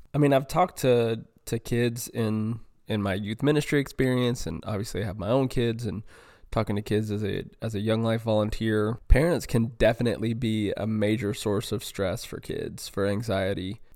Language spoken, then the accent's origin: English; North Carolina, United States; moved away as an adult; now in Houston area, United States; growing up in North Carolina